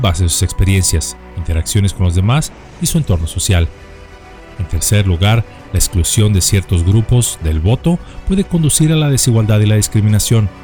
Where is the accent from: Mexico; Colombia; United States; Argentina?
Mexico; en nuestro país